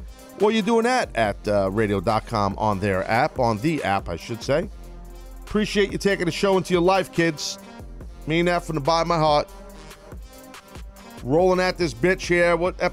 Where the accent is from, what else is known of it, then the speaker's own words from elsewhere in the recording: New York, United States; accent: New York; Make fun of my New York accent